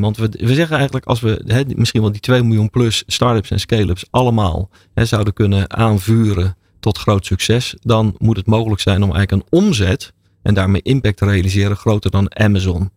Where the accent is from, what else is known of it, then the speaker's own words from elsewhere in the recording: Rotterdam, South Holland, Netherlands; Ik ben ooit in Rotterdam geboren.